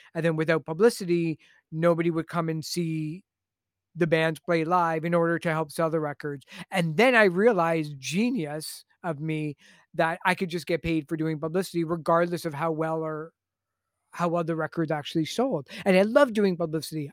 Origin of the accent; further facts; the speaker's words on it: Toronto, Ontario, Canada; I'm from Toronto